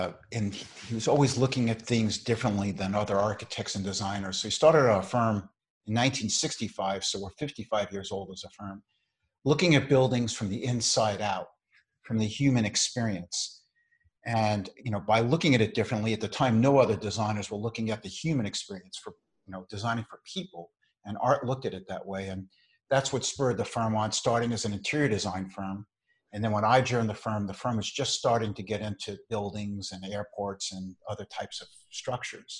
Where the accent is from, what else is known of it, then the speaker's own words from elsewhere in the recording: New York City, New York, United States; I grew up, I was born in the Bronx, New York.